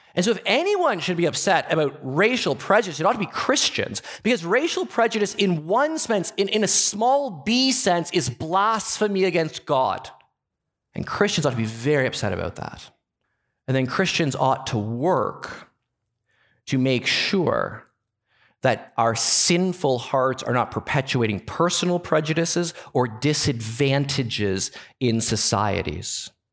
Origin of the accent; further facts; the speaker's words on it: Canada; As a Canadian